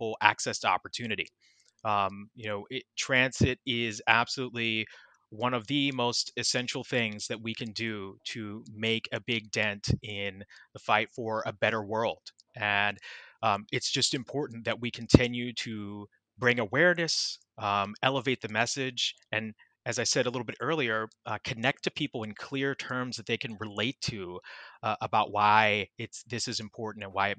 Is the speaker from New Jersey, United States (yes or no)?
no; Baltimore, Maryland, United States; now in New York City, United States; that's where I'm originally from. And as I shared earlier, I grew up on the Baltimore Metro